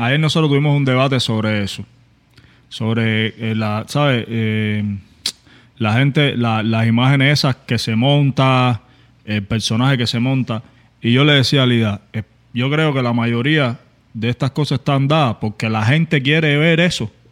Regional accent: Cuba; moved away; lo que pasa en mi país, que son 60 años de dictadura.

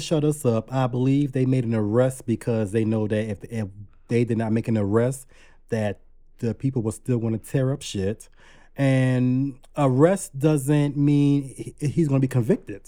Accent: Savannah, Georgia, United States; now in Brooklyn, United States; I'm originally from Savannah, Georgia, so yeah, I'm a Southern belle

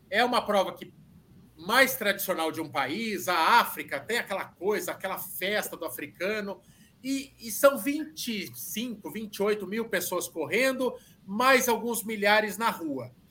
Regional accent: Sorocaba, São Paulo, Brazil; sou de Sorocaba

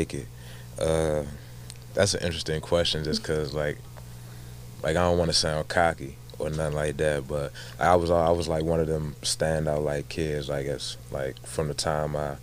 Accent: Baltimore, Maryland, United States; moved away as an adult; also born or lived in Alabama; I'm originally from Baltimore, Maryland. That's my hometown.

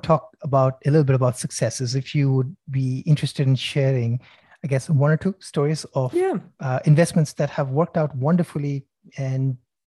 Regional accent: Sydney, New South Wales, Australia; Okay, since we are, I'm from Sydney.

